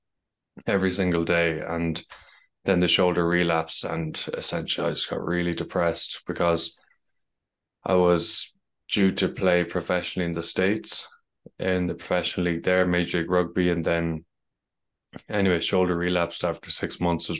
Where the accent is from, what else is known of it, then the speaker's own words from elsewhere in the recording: Ireland; As you can tell, I'm from Ireland